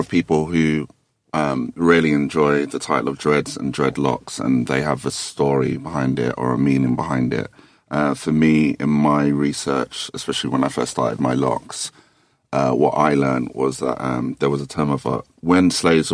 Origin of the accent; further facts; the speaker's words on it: Thornton Heath, London, United Kingdom; I'm from Fort and Heath, so I have a certain temperament